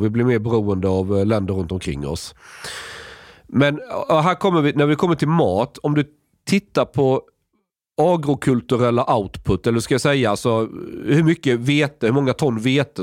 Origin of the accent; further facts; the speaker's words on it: Sweden; jag kommer som svensk